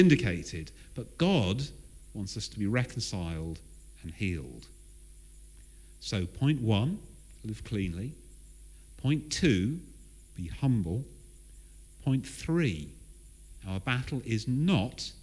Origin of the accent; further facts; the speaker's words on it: Southern England, United Kingdom; I am English. To make matters worse, I am Southern.